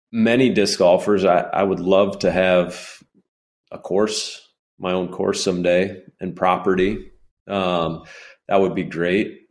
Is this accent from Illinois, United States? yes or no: yes; Illinois, United States; my home state where I've lived damn near my whole life